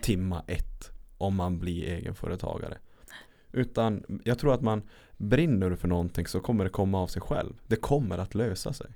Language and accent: Swedish; Lapland, Sweden; moved away; also born or lived in Örebro; jag är från Lappland